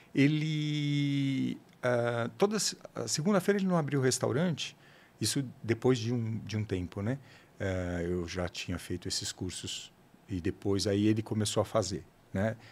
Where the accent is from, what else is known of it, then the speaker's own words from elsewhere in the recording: São Paulo, Brazil; Eu sou de uma, de um, aqui de São Paulo mesmo